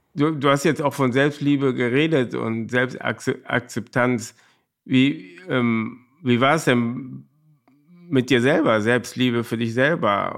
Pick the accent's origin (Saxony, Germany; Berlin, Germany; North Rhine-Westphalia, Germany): North Rhine-Westphalia, Germany; Cologne; ich bin in Korweiler groß geworden